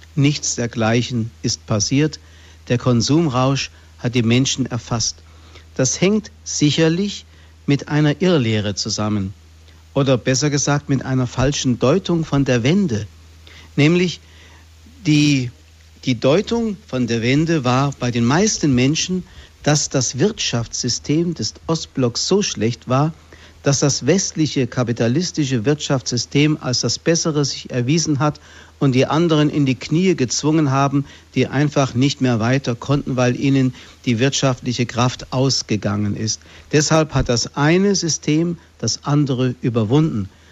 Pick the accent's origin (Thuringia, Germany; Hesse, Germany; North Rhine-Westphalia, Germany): Hesse, Germany; Fulda; in Fulda, hier in meiner Heimatstadt